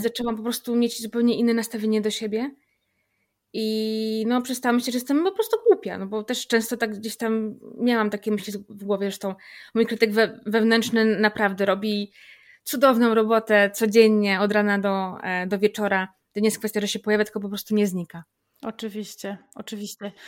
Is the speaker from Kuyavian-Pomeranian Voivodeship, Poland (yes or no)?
yes; Grudziądz, Kuyavian-Pomeranian Voivodeship, Poland; u nas w Grudziądzu, bo jestem z Grudziądza